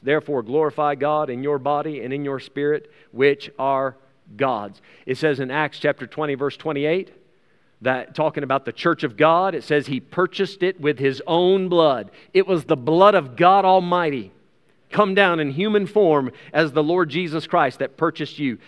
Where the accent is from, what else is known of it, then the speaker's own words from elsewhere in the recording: United States; now in South Africa; I still have an American passport. I'm an American citizen.